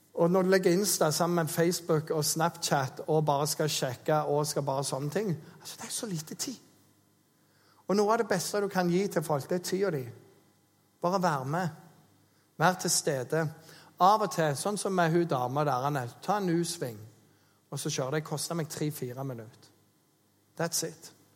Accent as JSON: {"language": "Norwegian", "area": "Jæren", "region": "Rogaland", "country": "Norway", "moved": "yes", "said": "Jeg er jo en jærbu"}